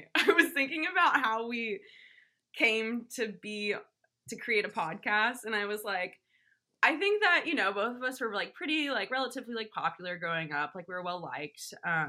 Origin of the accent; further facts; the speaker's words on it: Portland, Oregon, United States; I grew up in Portland, bitch.